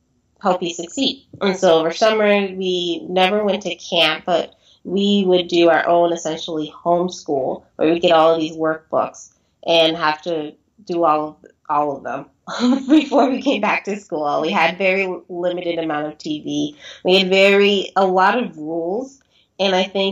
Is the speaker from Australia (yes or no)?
no; San Diego, California, United States; I grew up in San Diego